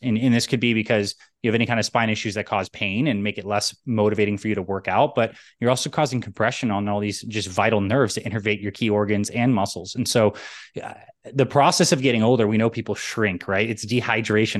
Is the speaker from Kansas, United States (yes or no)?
no; New York, United States; also born or lived in Canada; I was born in New York and split my time between New York and Canada